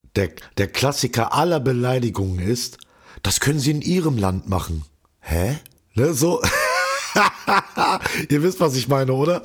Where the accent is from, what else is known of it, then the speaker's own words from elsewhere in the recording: Hildesheim, Lower Saxony, Germany; moved away as an adult; now in Berlin, Germany; In meiner Heimat Hildesheim